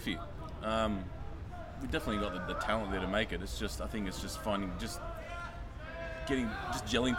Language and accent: English; Sydney, New South Wales, Australia; Grew up in Dulwichill in Sydney.